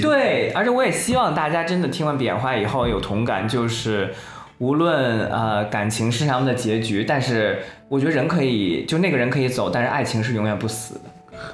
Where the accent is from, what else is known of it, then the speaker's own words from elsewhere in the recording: China; 所以你会发现，有时候我们中国人还挺这个有意思的。